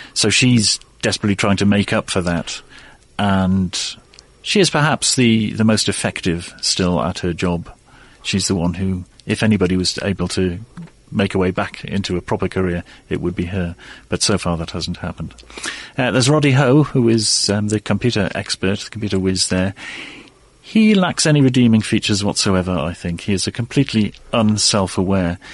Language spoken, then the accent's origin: English; Newcastle upon Tyne, North East England, United Kingdom; moved away as an adult; now in Oxford, United Kingdom; I grew up in the northeast of England, Newcastle upon Tyne.